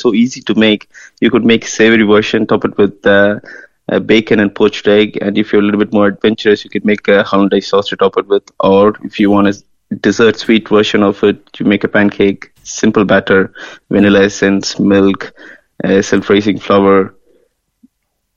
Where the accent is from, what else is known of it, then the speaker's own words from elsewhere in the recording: Chennai, Tamil Nadu, India; moved away as an adult; also born or lived in London, United Kingdom / United States / Belgium; now in Kinsale, Ireland; I'm originally from India. I'm from Chennai. I'm from the coastal region of India